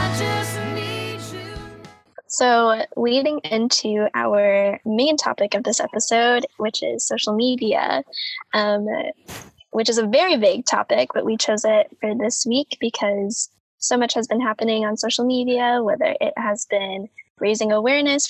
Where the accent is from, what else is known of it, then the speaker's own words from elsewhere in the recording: Kansas, United States; I grew up in Kansas